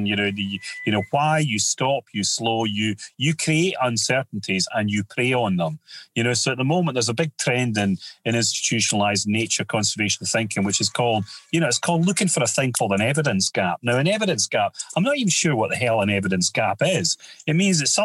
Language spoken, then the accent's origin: English; United Kingdom; we're just born and we're British